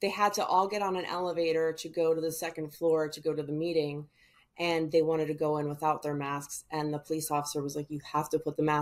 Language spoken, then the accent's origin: English; California, United States; But the thing is, I am from California.